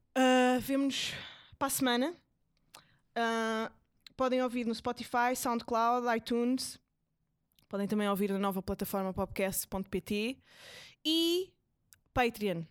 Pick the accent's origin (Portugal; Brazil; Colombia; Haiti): Portugal; nós, até como portugueses